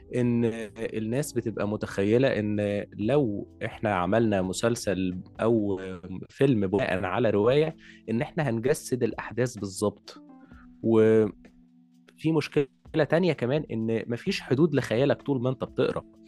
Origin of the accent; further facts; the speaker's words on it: Egypt; عندنا في مصر